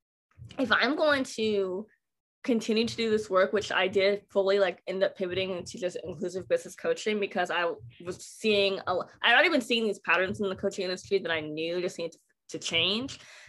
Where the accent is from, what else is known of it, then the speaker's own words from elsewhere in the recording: Pullman, Washington, United States; moved away as an adult; now in Texas, United States; I grew up in Pullman, Washington